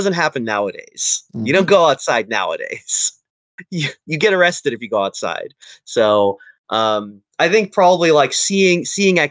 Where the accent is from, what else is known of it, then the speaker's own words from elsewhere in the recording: United States; as an American